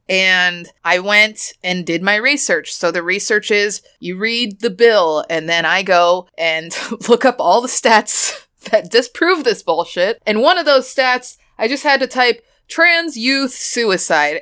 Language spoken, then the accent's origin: English; Boston, Massachusetts, United States; I'm just from Boston